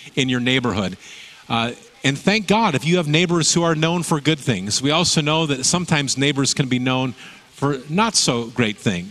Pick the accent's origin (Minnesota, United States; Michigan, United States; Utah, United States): Michigan, United States; now in Salem, United States; the neighborhood where I grew up in Michigan